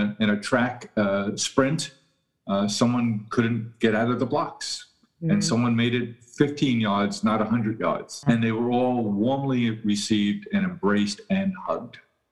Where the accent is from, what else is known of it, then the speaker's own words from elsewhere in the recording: New York City, New York, United States; I was born and raised in Queens, New York